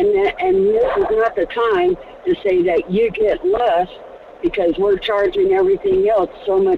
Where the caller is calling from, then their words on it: Fairbanks, Alaska, United States; from Fairbanks.